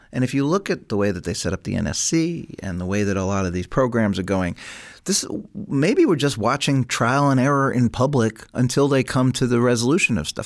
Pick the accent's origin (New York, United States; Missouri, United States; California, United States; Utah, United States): New York, United States; New York City; I come from New York City